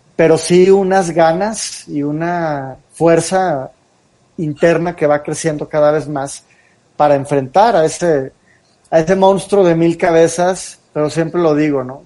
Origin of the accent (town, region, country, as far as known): Mexico